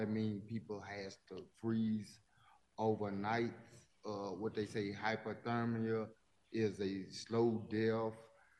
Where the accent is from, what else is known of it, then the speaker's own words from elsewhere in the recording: Louisiana, United States; moved away as an adult; also born or lived in New Orleans, Louisiana; I'm from the Cajun Creole culture of Louisiana.